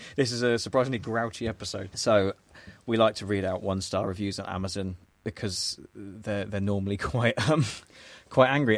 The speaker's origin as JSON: {"language": "English", "region": "England", "country": "United Kingdom", "said": "as an English person"}